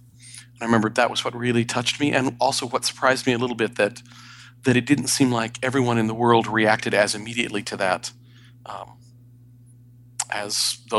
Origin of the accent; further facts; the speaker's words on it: Sierra Leone; also born or lived in Bangkok, Thailand; So I grew up in Western Africa, Sierra Leone, and Southeast Asia, Bangkok, Thailand.